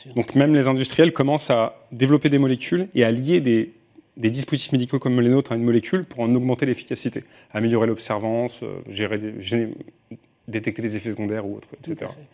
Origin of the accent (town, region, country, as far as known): France